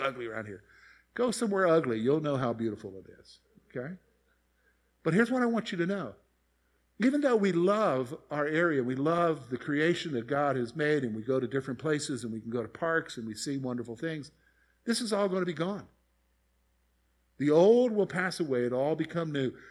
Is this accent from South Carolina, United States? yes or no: yes; Columbia, South Carolina, United States; moved away as an adult; I grew up in Columbia, South Carolina.